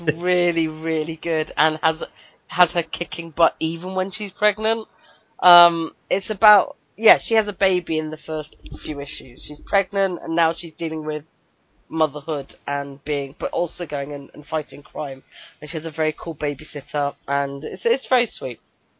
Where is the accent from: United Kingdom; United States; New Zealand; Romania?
United Kingdom; well, I'm